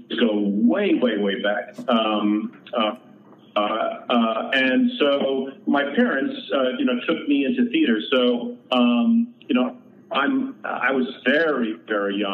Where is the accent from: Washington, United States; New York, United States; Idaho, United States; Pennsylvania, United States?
New York, United States; Long Island; I grew up just outside of New York City on Long Island